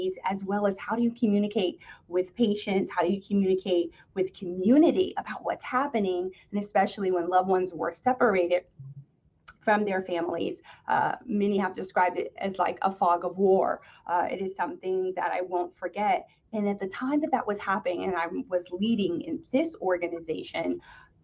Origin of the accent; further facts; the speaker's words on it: East Orange, New Jersey, United States; I grew up in the city next door, East Orange, New Jersey